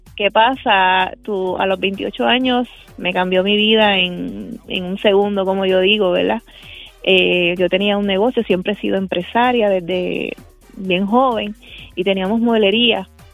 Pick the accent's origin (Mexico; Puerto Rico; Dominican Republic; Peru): Puerto Rico; Cabo Rojo; soy del pueblo de Cabo Rojo.